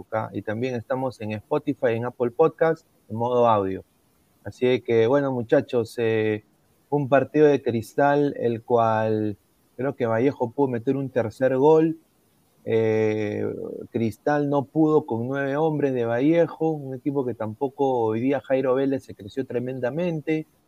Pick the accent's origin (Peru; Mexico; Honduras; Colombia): Peru